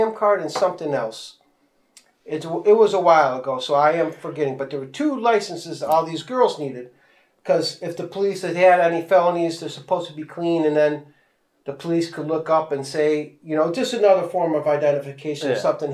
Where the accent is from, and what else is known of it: United States